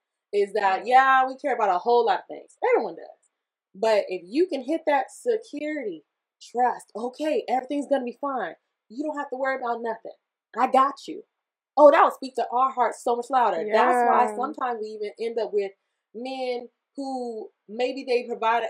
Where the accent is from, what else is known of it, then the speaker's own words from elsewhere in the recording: the South, United States; I was from the South